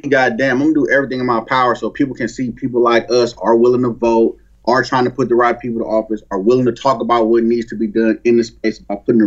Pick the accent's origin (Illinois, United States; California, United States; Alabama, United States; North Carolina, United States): California, United States; Oakland; I'm from 80th.